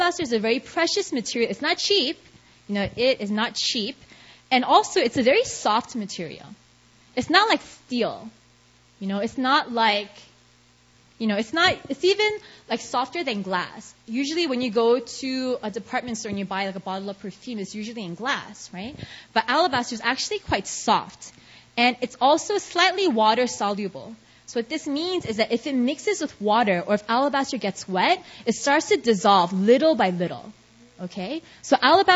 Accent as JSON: {"language": "English", "town": "New York City", "region": "New York", "country": "United States", "tie": "born or raised there", "moved": "as an adult", "lives_now": "South Korea", "said": "I'm from New York, and growing up in New York, I had a bunch of Indian friends"}